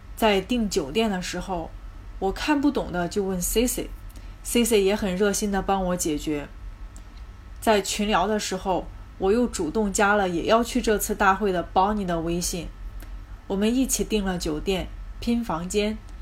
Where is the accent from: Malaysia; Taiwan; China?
China; Zhengzhou, Henan; 我来自河南省郑州市，目前在事业单位呢，做些办公室文职类的工作